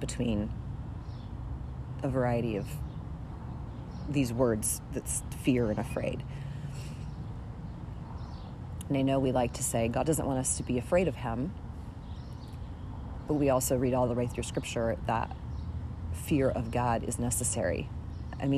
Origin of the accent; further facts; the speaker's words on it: United States; as an American woman in 2021